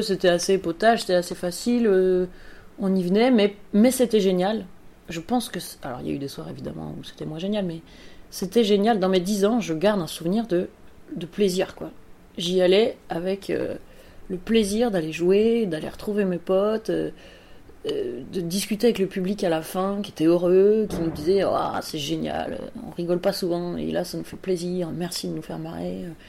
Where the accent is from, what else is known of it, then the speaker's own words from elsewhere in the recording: Strasbourg, Grand Est, France; je suis née à Strasbourg, comme, comme Mathieu